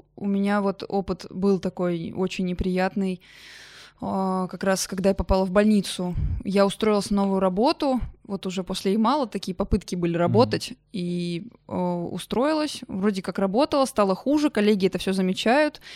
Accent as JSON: {"language": "Russian", "town": "Oryol", "region": "Oryol Oblast", "country": "Russia", "tie": "born or raised there", "also_born_or_lived": "Yamal", "moved": "yes", "said": "я в своем в Орле, в родном городе"}